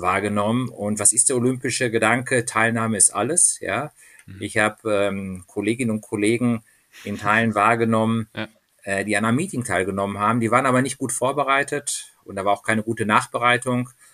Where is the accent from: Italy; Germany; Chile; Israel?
Germany; Dortmund, North Rhine-Westphalia; now in Munich, Germany; ich bin in Dortmund aufgewachsen